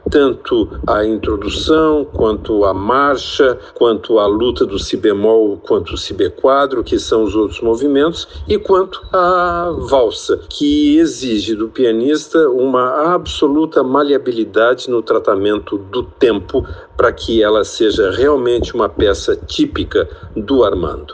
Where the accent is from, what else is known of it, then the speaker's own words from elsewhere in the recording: Porto Alegre, Rio Grande do Sul, Brazil; Eu nasci em Porto Alegre